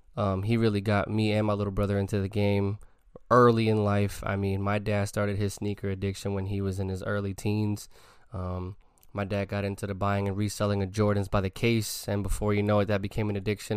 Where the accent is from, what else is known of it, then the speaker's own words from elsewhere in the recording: New York City, New York, United States; moved away; When I was a little kid growing up in the Bronx